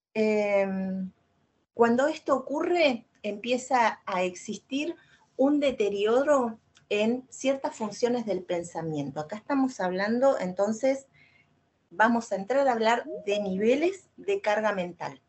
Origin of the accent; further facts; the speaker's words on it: Argentina; Yo soy de Argentina